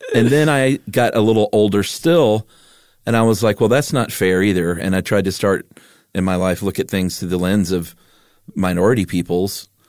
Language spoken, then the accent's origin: English; Stone Mountain, Georgia, United States; I grew up in Stone Mountain, Georgia